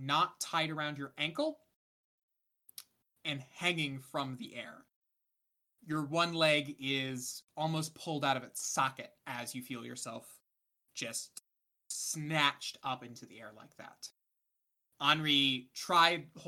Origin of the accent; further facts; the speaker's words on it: United States; I'm an American